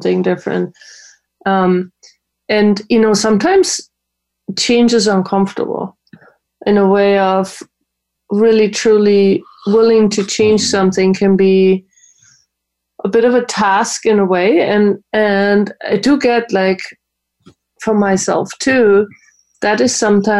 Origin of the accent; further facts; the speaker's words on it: Germany; moved away; I grew up in Germany. We didn't have that program